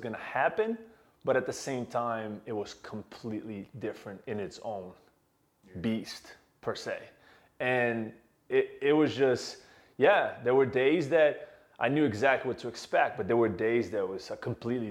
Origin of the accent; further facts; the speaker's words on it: Brazil; moved away as an adult; I was born and raised in Brazil, and I had the dream to one day work in the league. And when I left Brazil to pursue a degree internationally